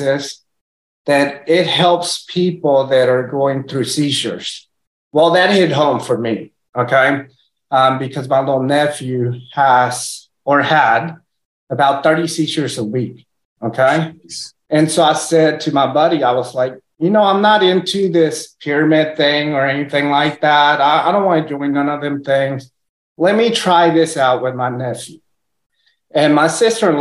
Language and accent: English; Texas, United States; first language Spanish; English is a second language; also born or lived in Puerto Rico; They moved to Texas, had me over here, moved back to Puerto Rico, and then my parents split up whenever I was like 3 years old. Then I came to Texas.